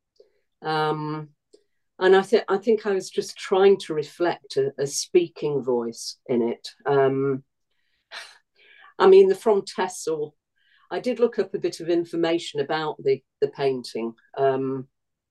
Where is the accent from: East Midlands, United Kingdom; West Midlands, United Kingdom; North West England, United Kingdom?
North West England, United Kingdom; Manchester; also born or lived in Burnage; now in Stockport, United Kingdom; I love Manchester. It's my hometown